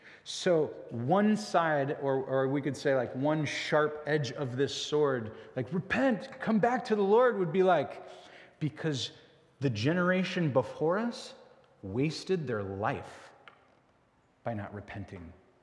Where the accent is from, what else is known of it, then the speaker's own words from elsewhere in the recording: United States; It's not some sort of blood that is passed to me, and because I'm an American or because I'm a … therefore I will go to heaven.